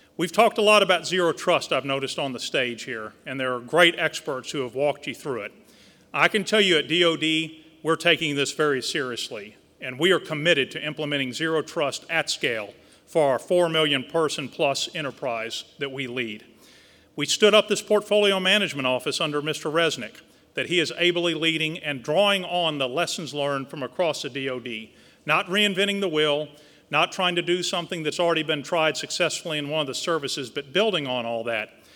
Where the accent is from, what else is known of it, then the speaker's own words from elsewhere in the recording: South Texas, United States; moved away; Growing up in South Texas with a family who had a very small oil field production company near Victoria, Texas